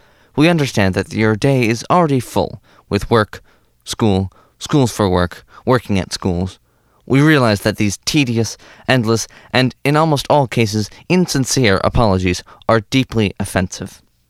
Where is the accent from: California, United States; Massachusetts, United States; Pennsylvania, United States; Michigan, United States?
Massachusetts, United States; Just outside Boston, born and bred.